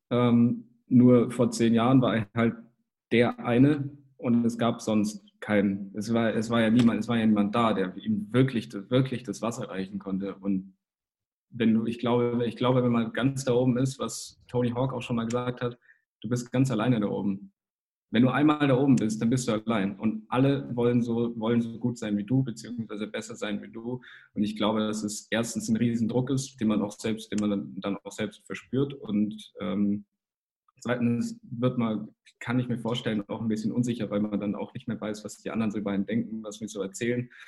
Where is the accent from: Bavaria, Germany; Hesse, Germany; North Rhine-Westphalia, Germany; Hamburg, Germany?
Bavaria, Germany; Kempten; also ich komme ja aus dem Allgäu, aus Kempten